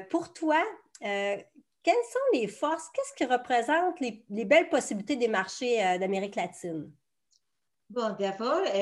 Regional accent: Peru; Pour moi, eh, les autres marchés explorés, ça pourrait être le Chili, le Pérou, mon pays d'origine

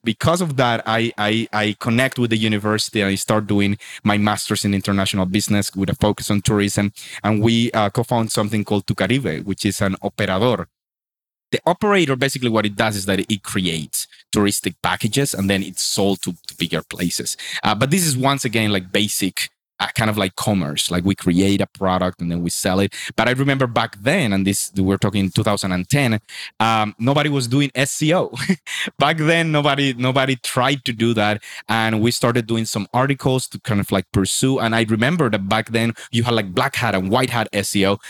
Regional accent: Sincelejo, Sucre, Colombia; moved away as an adult; also born or lived in Medellin; the school in my hometown in Cincelejo

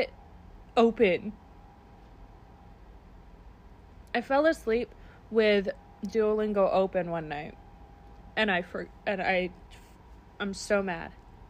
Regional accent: Vermont, United States; What's Vermont? I'm from Vermont.

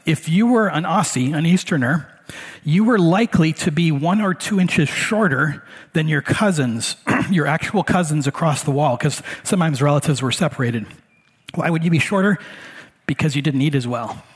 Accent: Hawaii, United States; moved away; also born or lived in Michigan; I grew up in Hawaii, so in my neighborhood, part of fitting in, especially if you're a white boy like me, is you speak pidgin.

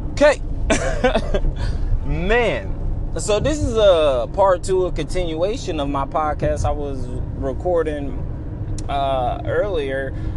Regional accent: United States

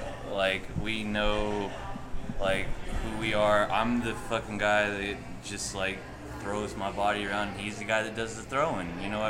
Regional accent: Odessa, Midland, Texas, United States; I was from like Odessa, Midland, which is gross.

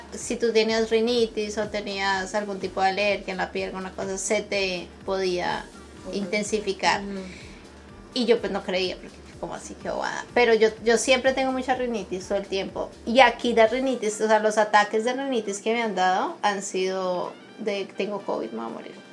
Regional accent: Bogotá, Colombia; also born or lived in Brazil; now in Canada; yo crecí en Bogotá, que es frío, y en la parte de Brasil donde yo vivía era veranos de 50 grados.

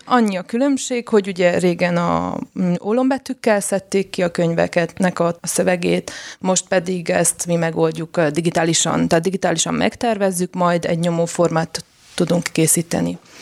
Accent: Sfântu Gheorghe, Covasna County, Romania; moved away as an adult; now in Oradea, Romania; én Sepsiszentgyörgyi származású vagyok, és egyetem miatt jöttem Nagyváradra

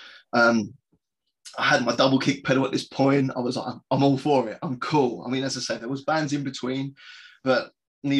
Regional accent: Croydon, London, United Kingdom; my hometown of Croydon in London

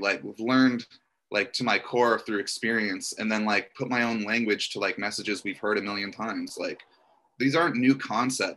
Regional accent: Orlando, Florida, United States; now in Los Angeles, United States; I grew up in Orlando, Florida

